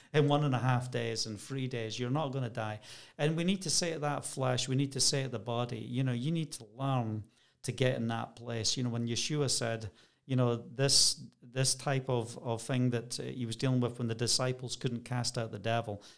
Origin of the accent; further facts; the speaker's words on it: Scotland, United Kingdom; moved away as an adult; also born or lived in Bracknell, Berkshire; I'm Scottish